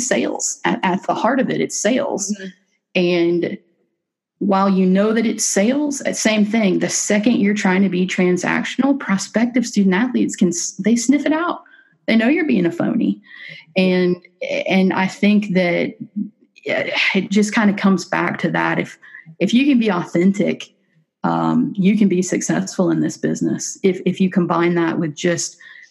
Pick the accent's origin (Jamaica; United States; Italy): United States; Lake Wales, Florida; also born or lived in Tampa, Florida / Hattiesburg, Mississippi; I grew up in Lake Wales, Florida